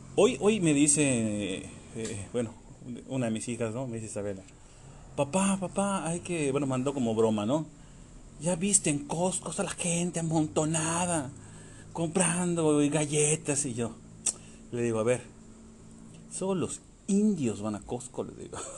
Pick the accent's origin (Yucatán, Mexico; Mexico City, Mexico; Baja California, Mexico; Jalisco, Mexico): Yucatán, Mexico; soy yucateco